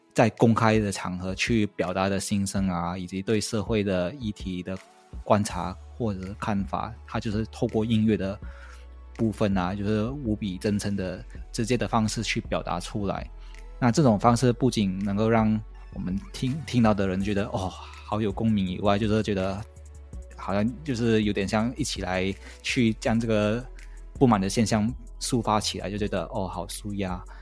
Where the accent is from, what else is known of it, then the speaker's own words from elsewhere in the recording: Malaysia; 我是一个马来西亚人